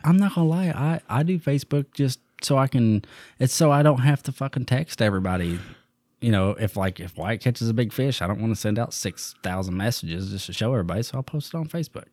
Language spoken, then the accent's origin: English; Eastern Kentucky, United States; I come from Eastern Kentucky